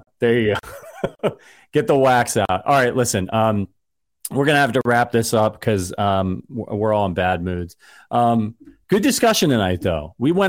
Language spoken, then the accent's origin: English; Ohio, United States; I'm from Ohio.